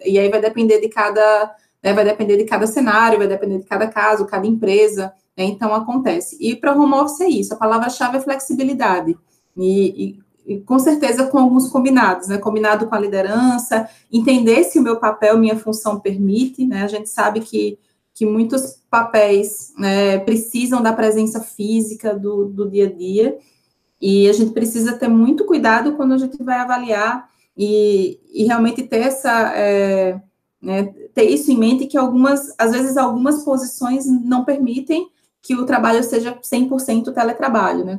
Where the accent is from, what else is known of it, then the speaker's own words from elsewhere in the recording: Northeast Region, Brazil; Eu venho do Nordeste